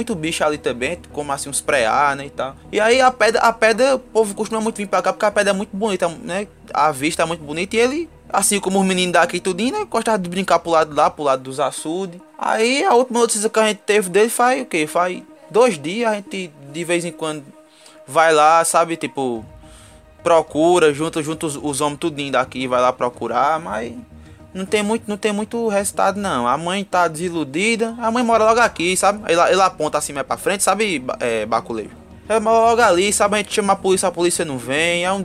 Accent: Ingá, Paraíba, Brazil; Eu sou de Ingá, sabe? Arrumei, um, arrumei, um, arrumei uma morena pra mim, eu vim morar aqui, porque a família dela era daqui.

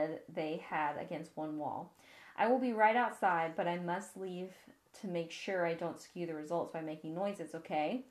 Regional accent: the South, United States; we are Southern here

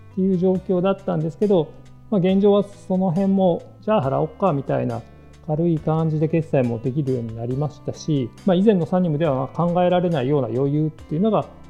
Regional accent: Hyogo, Japan; moved away as an adult; also born or lived in Kobe / Osaka / Fukuoka; now in Saga, Japan; 兵庫県出身で高校卒業まで兵庫県の超田舎に住んでいた

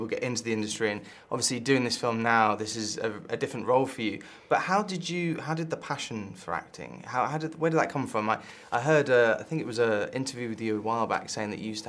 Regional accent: Kingston upon Thames, London, United Kingdom; moved away; I came from Kingston, so I know area

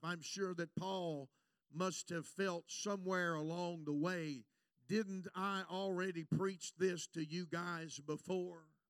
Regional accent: United States; I'm an American preacher

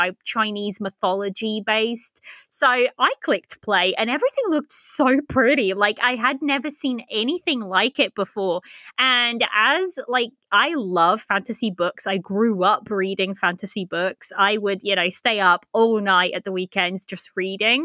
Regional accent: Portugal; now in United Kingdom; I live in the UK. I'm originally from Portugal, but I was born in Portugal, but moved to the UK.

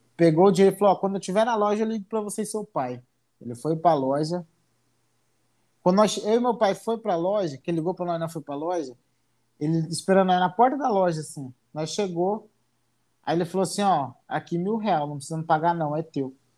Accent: Colíder, Mato Grosso, Brazil; Eu sou, do, sou de Colíder, Mato Grosso.

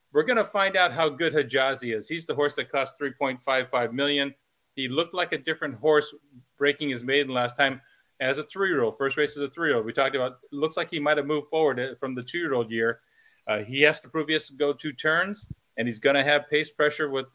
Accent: California, United States; growing up in California

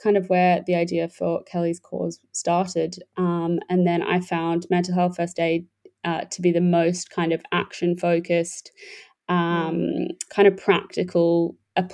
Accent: Australia; moved away; I am Australian. Well, I'm British. Both my parents are English, but I was born and grew up in Australia.

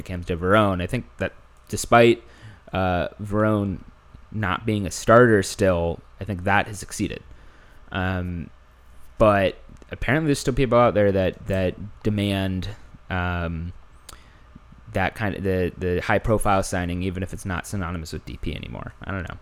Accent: Houston, Texas, United States; now in New York, United States; I'm from Houston

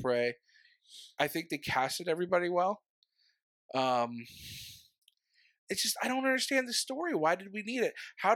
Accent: Philadelphia, Pennsylvania, United States; we're both from Philly

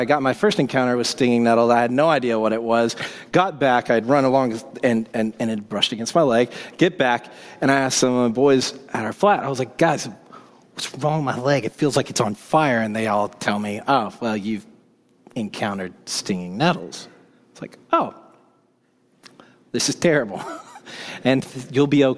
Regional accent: Woodstock, Georgia, United States; moved away as an adult; also born or lived in London; now in Seattle, United States; I grew up in Woodstock, Georgia

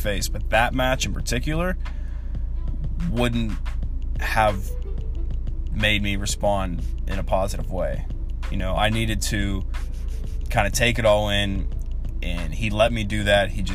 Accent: Charleroi Valley, Pennsylvania, United States; I'm from Char Valley

